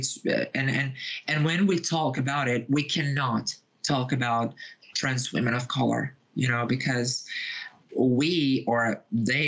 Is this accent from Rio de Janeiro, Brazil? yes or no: yes; Rio de Janeiro, Brazil; moved away as an adult; now in São Paulo, Brazil; I live in Brazil. I was born and raised here. I was born in Rio de Janeiro, which is my birth city, but I live in São Paulo for 7 years now.